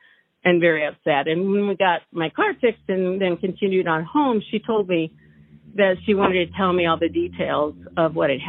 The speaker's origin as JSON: {"language": "English", "town": "Knoxville", "region": "Iowa", "country": "United States", "tie": "born or raised there"}